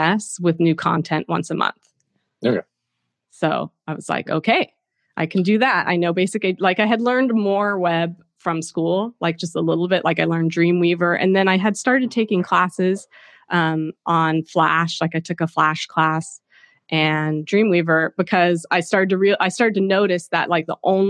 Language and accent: English; Cupertino, California, United States; moved away as an adult; also born or lived in Chico, California / London / New York City; I grew up in Silicon Valley until, you know, through high school, went to Cupertino High School